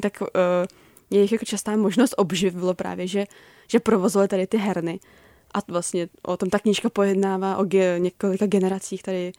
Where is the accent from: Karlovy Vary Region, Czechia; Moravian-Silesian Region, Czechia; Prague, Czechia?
Prague, Czechia; já jsem jako z Prahy